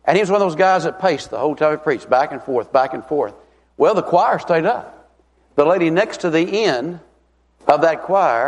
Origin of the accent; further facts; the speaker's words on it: Tennessee, United States; I'm from Tennessee